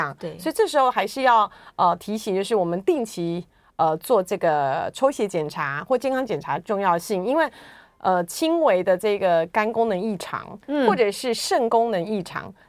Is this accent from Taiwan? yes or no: yes; Taiwan; 我台湾人，不是韩系的。